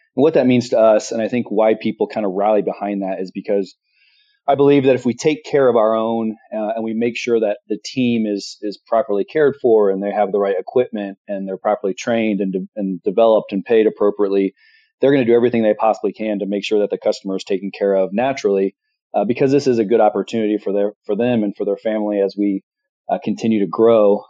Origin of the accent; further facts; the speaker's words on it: Midwest, United States; I'm from the Midwest, born and raised